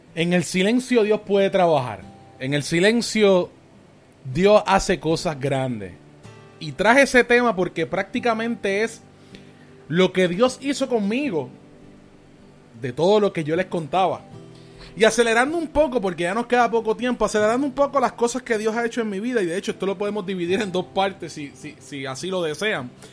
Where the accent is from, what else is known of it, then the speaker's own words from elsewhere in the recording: Caguas, Puerto Rico; nosotros pues somos de Cagua